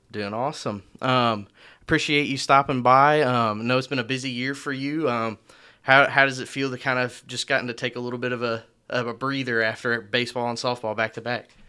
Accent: Marion, Illinois, United States; now in Owensboro, United States; I'm from Marion, Illinois

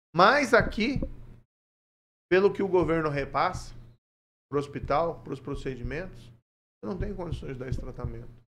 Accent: Maringá, Paraná, Brazil; eu nasci em Maringá em 72, meus pais são de Ponta Grossa

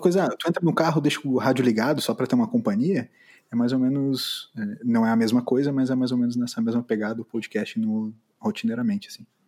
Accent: Brazil; como brasileiro

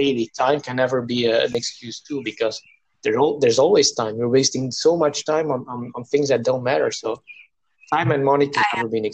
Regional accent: South India, India; born there; I really have to go back to where I was born. I was born in South India.

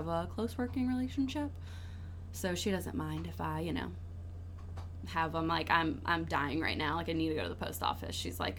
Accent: New Orleans, Louisiana, United States; I'm from New Orleans

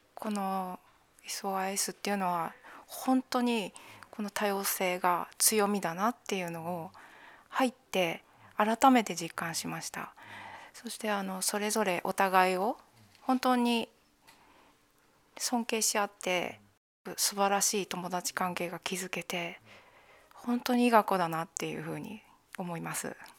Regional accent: Japan; moved away as an adult; ここの日本っていうのは私にとっては母国であり

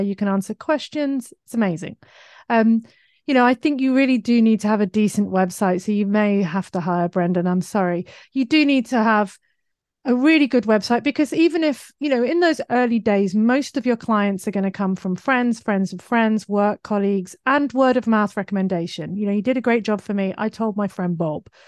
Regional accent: United Kingdom; accent: British; now in Australia; my British accent

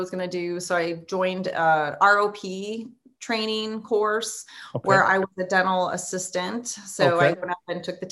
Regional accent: San Diego, California, United States; moved away as an adult; now in Yuma, United States; So I'm originally from San Diego, born and raised

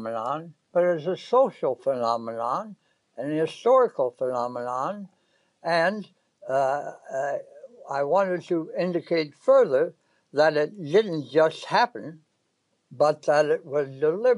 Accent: in Kentucky and West Virginia, Appalachia, United States; moved away as an adult; also born or lived in Indiana, United States; now in Brooklyn, New York, United States; I was born in Indiana and lived there until I was 10 years old. After the rest of my time before coming to New York was spent in Appalachia, in Kentucky and West Virginia

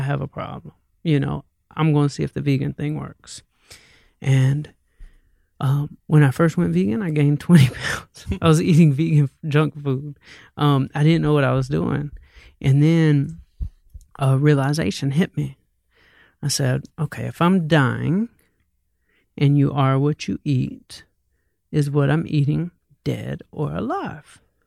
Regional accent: Atlanta, Georgia, United States; moved away as an adult; now in Santa Monica, United States; I'm like from Atlanta

